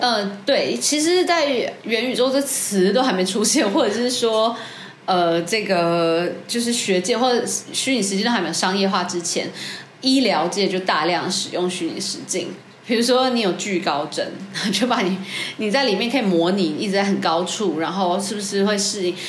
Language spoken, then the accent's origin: Chinese; Taiwan; 我们台湾人